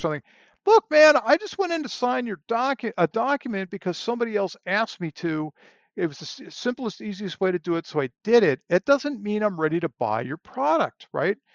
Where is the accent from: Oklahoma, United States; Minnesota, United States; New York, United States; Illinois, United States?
New York, United States; Long Island; moved away as an adult; also born or lived in Pennsylvania; now in Texas, United States; I grew up on Long Island, New York, so I'm from the Northeast originally